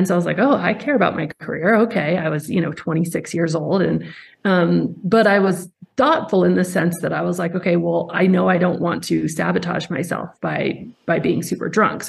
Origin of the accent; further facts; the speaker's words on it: Colorado, United States; I grew up in Colorado in the mountains